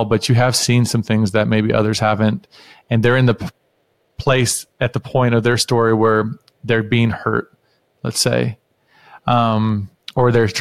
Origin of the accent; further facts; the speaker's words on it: the North, United States; now in Houston, United States; I grew up in the North, so we say things differently than down here in Houston